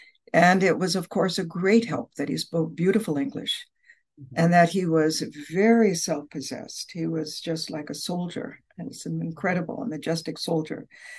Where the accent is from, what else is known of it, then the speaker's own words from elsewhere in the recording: Chicago, Illinois, United States; It's the richness of faiths celebrated by a visitor to my hometown of Chicago more than a century ago